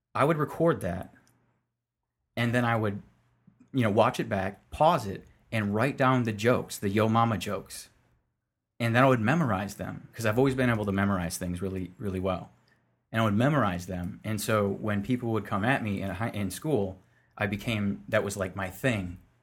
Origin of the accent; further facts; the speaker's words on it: Lansing, Michigan, United States; I'm from Lansing, Michigan. So, I was born in, uh, Sparrow Hospital